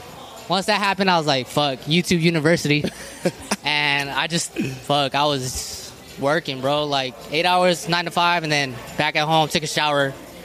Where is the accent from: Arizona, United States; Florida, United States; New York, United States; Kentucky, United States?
Arizona, United States; Tucson; And I grew up on the South Side, so, like, you know, it's mostly Mexicans. And they just embraced me, you know.